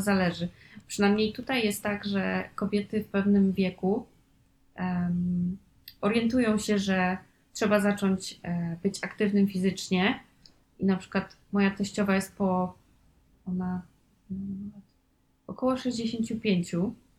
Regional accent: Poland; nie jestem z dużego, z dużej miejscowości, jestem z małej gminy

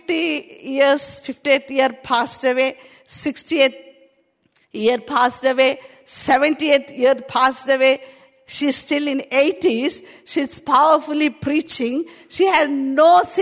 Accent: India; accent: Indian; English is a second language; now in United Kingdom; My Indian accent.

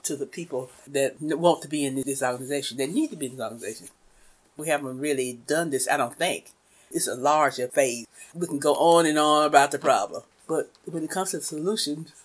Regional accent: Wetumpka, Alabama, United States; moved away as an adult; also born or lived in Brewton, Alabama / Knoxville, Tennessee / Fiji / Washington, D.C.; I was born in Alabama, in Walsburg, Wetumpka area. Went to boarding school in Brewton, Alabama.

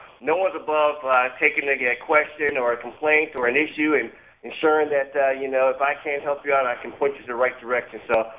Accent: Milwaukee, Wisconsin, United States; love to travel, love to visit other places, find out where home is. This is my home.

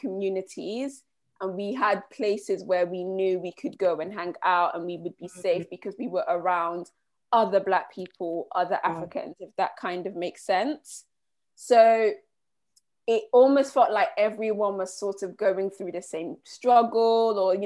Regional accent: Liverpool, North West England, United Kingdom; moved away; also born or lived in Nigeria / London / Winchester; my experience growing up in Liverpool

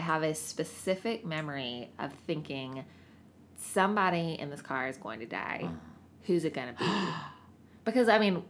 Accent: Greenville, South Carolina, United States; now in Seattle, United States; I'm from the South.

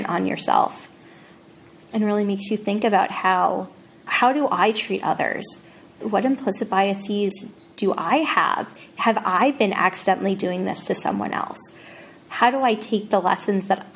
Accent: Rhode Island, United States; now in West Newton, United States; I grew up in Rhode Island.

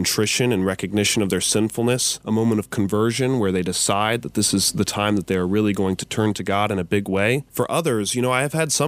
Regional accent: Front Royal, Virginia, United States; Yeah, I'm from Front Royal, Virginia. That's in the Shenandoah Valley up north near West Virginia.

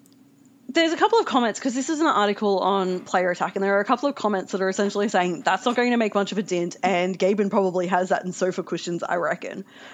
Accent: Newcastle, New South Wales, Australia; I come from Newcastle

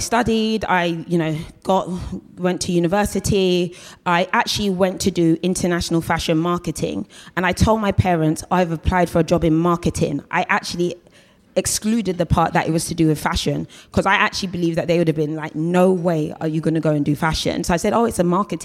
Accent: London, United Kingdom; I always call myself like a South London girl for life. So I was born in Battersea, you know, I've lived in Battersea, lived in Brixton, lived in Streatham, and really I've always been south of the river.

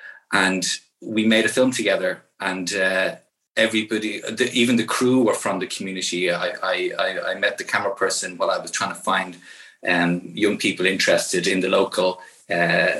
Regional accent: Ireland; as an Irish citizen

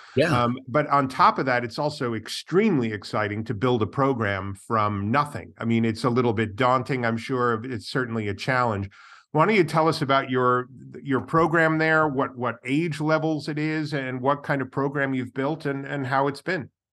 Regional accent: New York, United States; I come from New York

